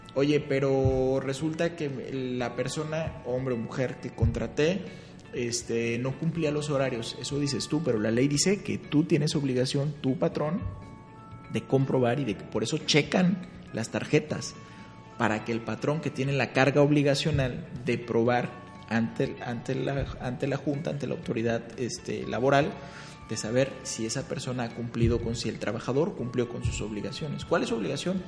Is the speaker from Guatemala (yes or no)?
no; Guadalajara, Jalisco, Mexico; de donde vengo, eh, Guadalajara